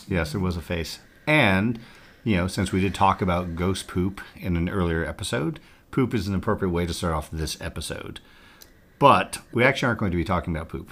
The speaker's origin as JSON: {"language": "English", "region": "Montana", "country": "United States", "tie": "born or raised there", "moved": "yes", "lives_now": "St. Joseph, United States", "said": "I grew up in Montana"}